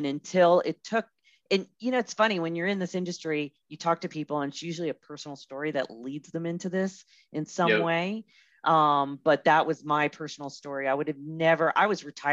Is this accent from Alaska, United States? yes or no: no; California, United States; moved away as an adult; now in Colorado, United States; I'm from California. So my whole nursing career was California. Been in Colorado since 2005.